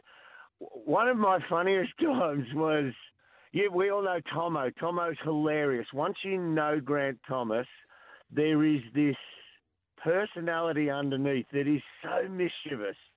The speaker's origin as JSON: {"language": "English", "town": "Lara", "region": "Victoria", "country": "Australia", "said": "Oh, I'm lucky. I'm from Lara."}